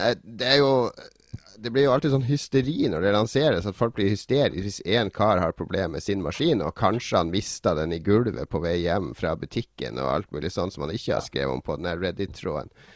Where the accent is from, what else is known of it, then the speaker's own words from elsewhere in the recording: Northern Norway, Norway; Siden jeg kommer fra Nord-Norge